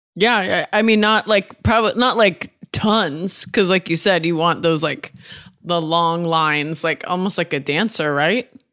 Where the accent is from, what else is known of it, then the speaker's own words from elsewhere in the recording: Oregon, United States; also born or lived in Washington; I grew up in Washington and Oregon.